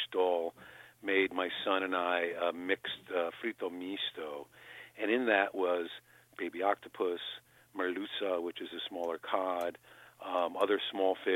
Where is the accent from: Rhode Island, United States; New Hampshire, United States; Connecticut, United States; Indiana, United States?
Connecticut, United States; New Haven; I'm from New Haven, Connecticut, which is the pizza mecca of America